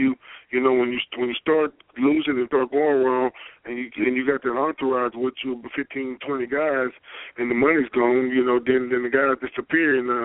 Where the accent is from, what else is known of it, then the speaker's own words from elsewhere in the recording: Pine Bluff, Arkansas, United States; I'm from Pine Bluff. We 870